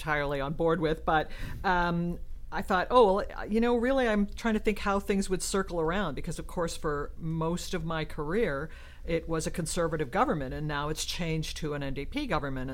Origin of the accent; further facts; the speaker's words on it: Ontario, Canada; moved away as an adult; also born or lived in Lethbridge, Alberta; now in Edmonton, Canada; I had been in Ontario. I'm from Ontario originally, and I went to the University of Western Ontario in journalism